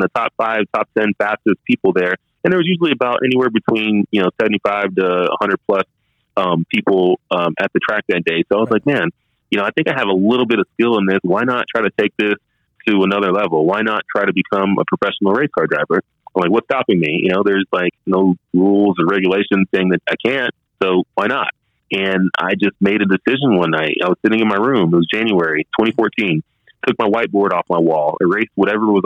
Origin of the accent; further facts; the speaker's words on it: Dallas, Texas, United States; growing up in Dallas, Texas